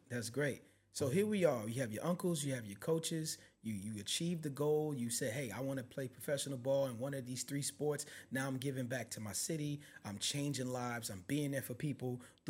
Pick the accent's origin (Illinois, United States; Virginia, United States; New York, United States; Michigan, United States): New York, United States; New York City; I'm from the Bronx, New York